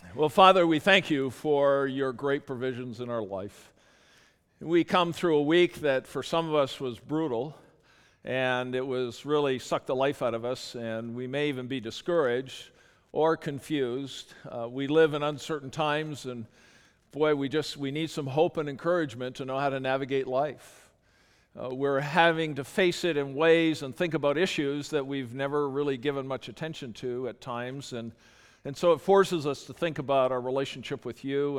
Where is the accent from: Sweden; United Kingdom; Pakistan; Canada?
Canada; I'm Canadian